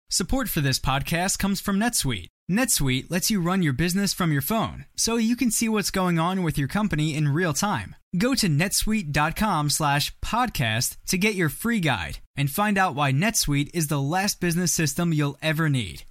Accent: New York City, New York, United States; now in San Diego, United States; I'm originally from New York City

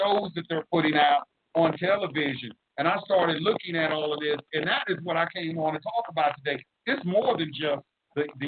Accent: Dallas, Texas, United States; moved away; also born or lived in Atlanta; I'm from Oak Cliff in Dallas, Texas, and I've been around my people

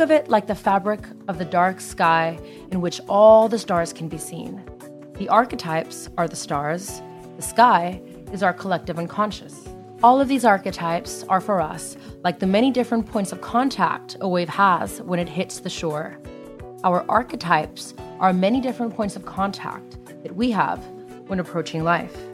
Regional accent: United States; Growing up in the United States

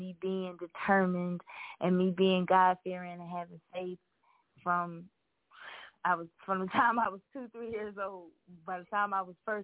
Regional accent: Philadelphia, Pennsylvania, United States; moved away; also born or lived in Atlanta / Milwaukee; I was born and raised in Philly

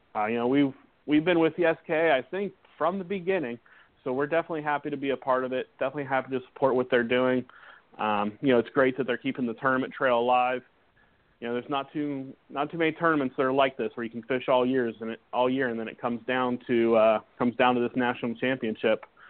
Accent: Florida, United States; back into Florida, back into my home state

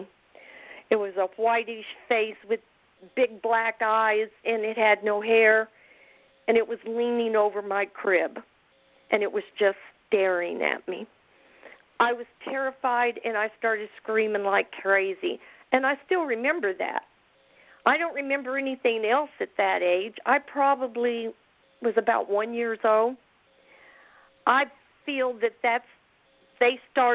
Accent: Independence, Missouri, United States; also born or lived in Kansas City; I was born in Independence, Missouri

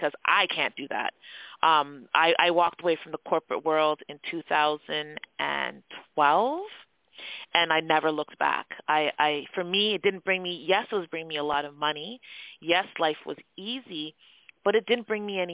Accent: Toronto, Ontario, Canada; accent: Canadian; I was born in Scarborough, Ontario. So Scarborough is it's a borough in Toronto, which is now its own city. Born and raised, cultural background is Jamaican.

